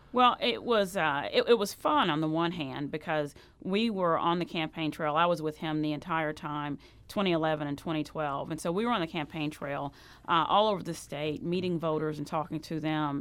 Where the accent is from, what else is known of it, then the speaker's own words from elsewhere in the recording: Sikeston, Missouri, United States; I grew up down in Sykeston, Missouri, uh, which is the boot heel, uh, and I grew up on a farm down there.